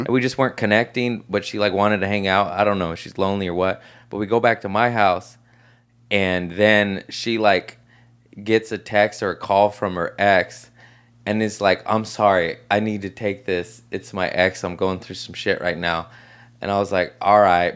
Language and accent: English; Torrance, California, United States; Torrance, L A area